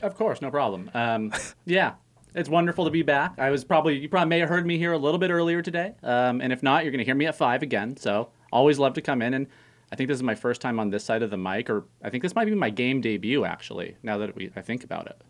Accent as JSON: {"language": "English", "town": "Santa Clarita", "region": "California", "country": "United States", "moved": "yes", "said": "I'm from Canyon Country, California."}